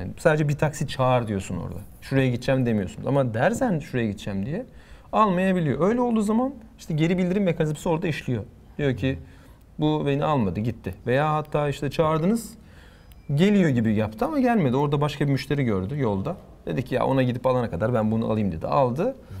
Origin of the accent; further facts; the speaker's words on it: Turkey; Türküz dedim. İşte Türkiye'den geldik